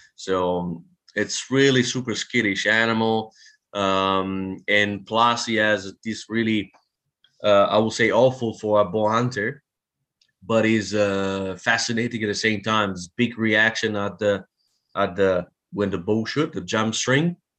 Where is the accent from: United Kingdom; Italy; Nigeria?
Italy; also born or lived in France; now in New Zealand; I'm from Italy, moved to France